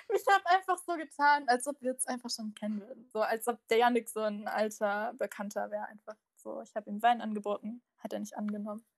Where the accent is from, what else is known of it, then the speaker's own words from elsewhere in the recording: Bavaria, Germany; ich bin aus Bayern